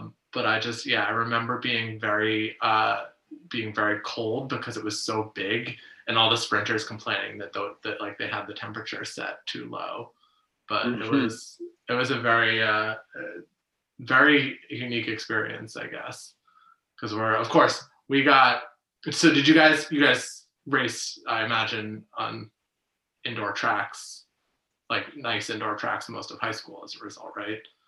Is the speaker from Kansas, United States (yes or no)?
no; right outside Boston, Massachusetts, United States; I grew up right outside Boston